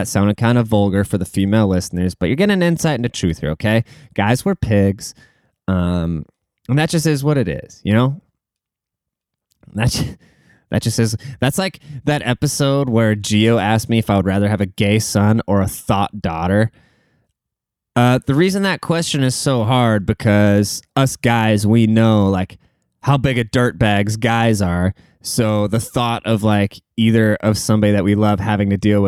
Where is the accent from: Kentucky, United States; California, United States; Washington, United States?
Washington, United States; Seattle; The Seattle Mariners, my hometown baseball team